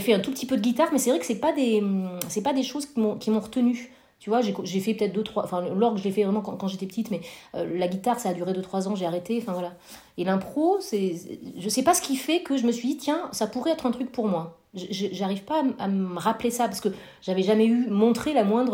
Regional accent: Corrèze, Nouvelle-Aquitaine, France; now in Nantes, France; j'ai grandi en Corrèze

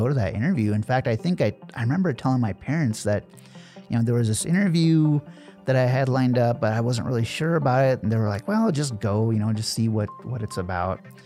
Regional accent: Nebraska, United States; also born or lived in New Delhi, India; I was born in India, and we moved to Nebraska

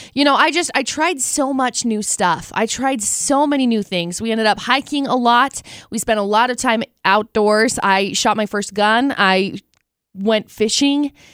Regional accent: Tremonton, Utah, United States; also born or lived in Vernal, Utah; now in Logan, United States; I'm in Logan and, you know, I grew up in Tremont

